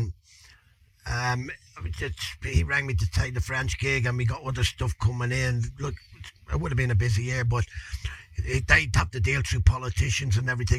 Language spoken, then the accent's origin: English; Dublin, Leinster, Ireland; I'm Irish. I'm Irish. I was raised basically in Crumlin, but I think I was born out in the Coombe, up there in Cork Street, and we brought up, we moved around a little bit, I think Liberties and all that, so inner city